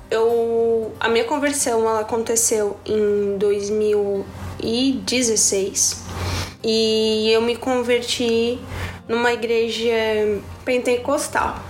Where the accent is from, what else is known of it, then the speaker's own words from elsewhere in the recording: Tubarão, Santa Catarina, Brazil; eu tenho 20 anos e eu sou de Tubarão, Santa Catarina.